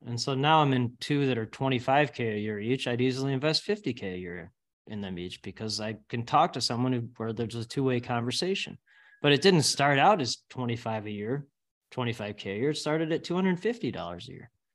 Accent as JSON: {"language": "English", "town": "Northbrook", "region": "Illinois", "country": "United States", "tie": "born or raised there", "said": "I grew up in Northbrook, live in the Northbrook area."}